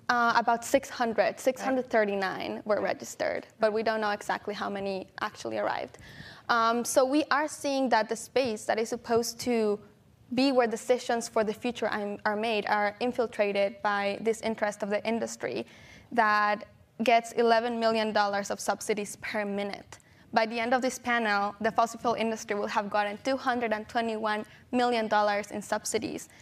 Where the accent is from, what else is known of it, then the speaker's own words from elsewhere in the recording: San Pedro Tultepec, State of Mexico, Mexico; I was born and raised in Mexico in a small town called San Pedro Tultepec